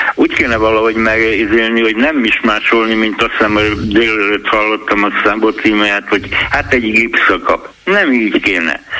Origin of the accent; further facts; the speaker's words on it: Budapest, Hungary; én itt lakok a nyolcadik kerületbe. Itt nőttem föl közéjük a romák között